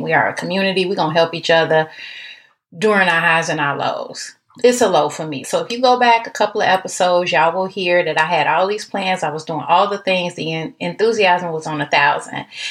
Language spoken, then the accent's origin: English; Chicago, Illinois, United States; now in Texas, United States; Now I'm in Texas, but I'm from Chicago